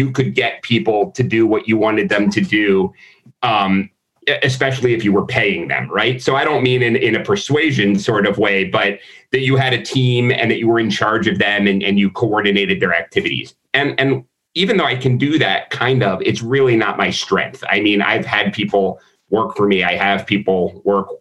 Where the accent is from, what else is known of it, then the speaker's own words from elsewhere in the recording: Florida, United States; also born or lived in Philadelphia, Pennsylvania; I moved from Philadelphia to Florida when I was like 9